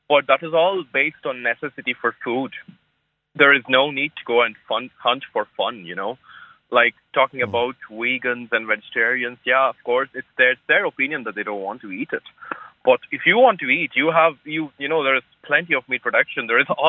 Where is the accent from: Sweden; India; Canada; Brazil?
India; now in Sligo, Ireland